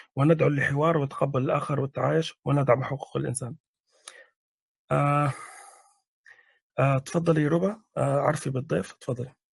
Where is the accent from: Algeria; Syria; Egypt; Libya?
Libya; انا من ليبيا